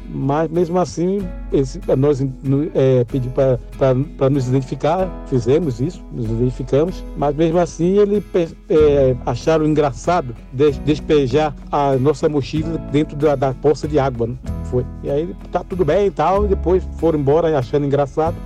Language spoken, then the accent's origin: Portuguese; Itaparica, Bahia, Brazil; also born or lived in Salvador, Bahia; now in São Paulo, Brazil; nasci em Salvador, na Bahia, e me criei na ilha de Itaparica e moro em São Paulo